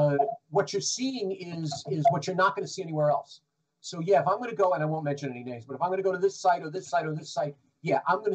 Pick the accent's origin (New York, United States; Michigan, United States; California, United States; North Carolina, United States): New York, United States; We didn't have speech class, and I'm from the Bronx. I'm from the Bronx, New York, where everyone talked like this.